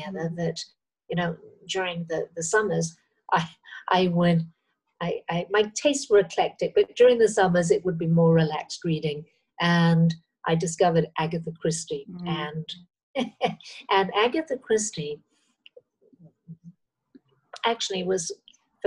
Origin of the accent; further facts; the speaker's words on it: Cross Lanes, Wales, United Kingdom; now in Thailand; I was born just on the Welsh-English border, on the Welsh side of Chester and that Cheshire Welsh border, and grew up in a very small place, which actually was not big enough to be called a village. It was called Cross Lanes.